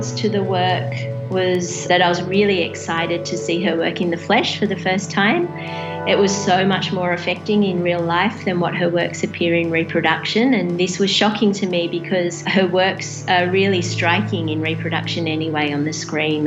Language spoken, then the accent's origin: English; Sydney, New South Wales, Australia; moved away as an adult; now in Mildura, Australia; I'm from Sydney, and I recently relocated to Mildura.